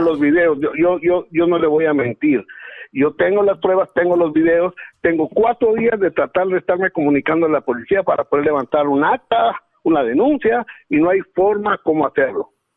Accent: Guatemala; born or raised there; moved away

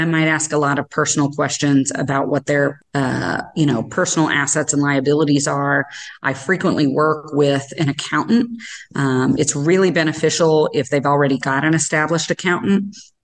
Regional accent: Sikeston, Missouri, United States; moved away as an adult; now in Kansas City, United States; I was from a small town originally. I'm from Southeast Missouri, a little town called Sykeston

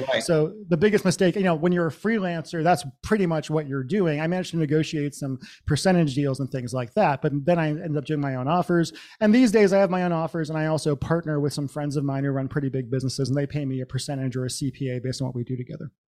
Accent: central Massachusetts, United States; moved away as an adult; also born or lived in Los Angeles / Seattle; I grew up in Massachusetts, central Massachusetts in the 80s and 90s.

